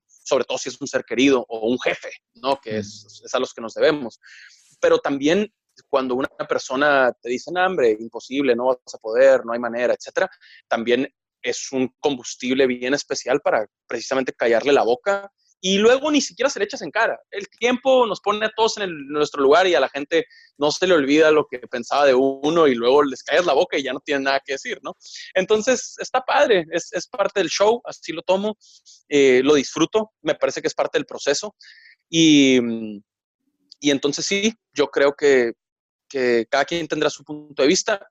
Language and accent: Spanish; Mexicali, Baja California, Mexico; moved away as an adult; also born or lived in Monterrey; estudiaba la prepa en Mexicali, en Baja California, eh, que es mi ciudad natal, es donde nací, donde viví hasta, hasta que acabé la prepa y me fui a estudiar la carrera a Monterrey.